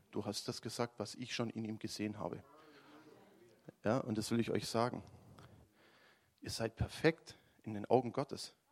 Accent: Baden-Württemberg, Germany; also ich komme ja aus dem Schwäbischen mit Schaffer, Schaffer, Häusle bauen

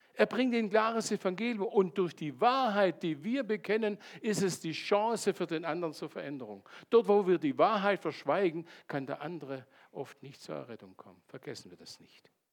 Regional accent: Landshut and Bayreuth, Bavaria, Germany; moved away; ursprünglich komme ich aus Landshut und Bayreuth

